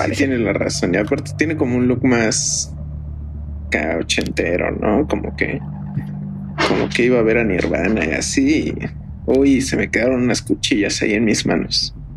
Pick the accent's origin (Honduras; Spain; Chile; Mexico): Mexico; Uno como mexicano